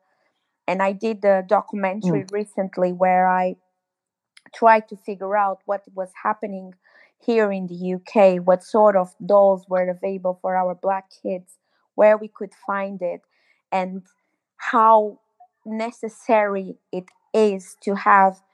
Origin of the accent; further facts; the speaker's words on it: Cape Verde; now in London, United Kingdom; I am from originally from Cape Verde Islands